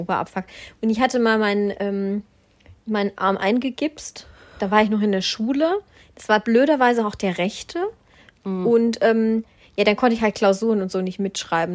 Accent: Black Forest, Baden-Württemberg, Germany; moved away; ich komme ja auch aus dem Schwarzwald

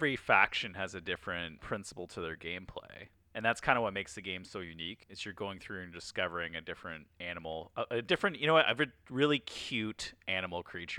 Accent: Canada; But we're all Canadian, so we're all good at that.

